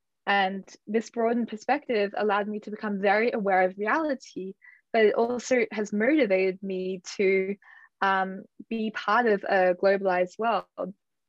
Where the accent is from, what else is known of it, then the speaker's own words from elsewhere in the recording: Australia; to return to my home country, which in my case would be Australia.